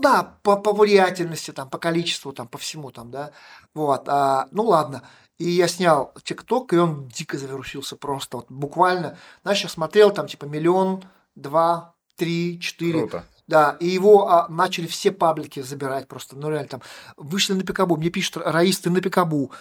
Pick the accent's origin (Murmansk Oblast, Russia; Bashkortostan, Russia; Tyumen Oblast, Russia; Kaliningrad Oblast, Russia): Bashkortostan, Russia; Tirlyansky; now in Ufa, Russia; Я же сам, как сказать, из Белорусского района детство провел в Терляне